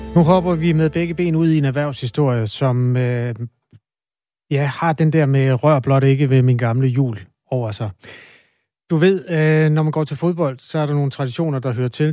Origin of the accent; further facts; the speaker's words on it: Aarhus, Central Denmark Region, Denmark; Nu er jeg jo fra Aarhus, så det har altså været på Aarhus Stadion